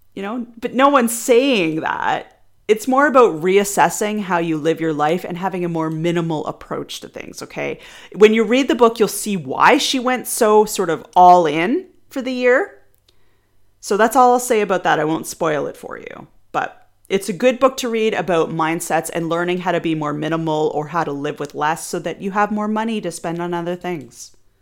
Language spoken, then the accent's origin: English; Canada; I am Canadian